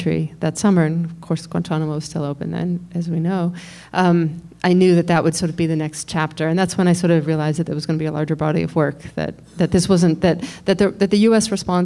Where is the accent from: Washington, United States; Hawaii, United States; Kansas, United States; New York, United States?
New York, United States; I'm a New Yorker, and was here on 9/11